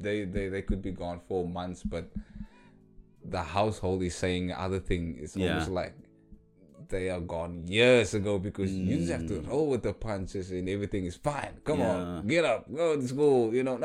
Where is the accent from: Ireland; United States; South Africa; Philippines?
South Africa; Cape Town, Western Cape; I was born and raised in Hanover Park. And you know, the lights is dim where we come from. It's survival of the fittest.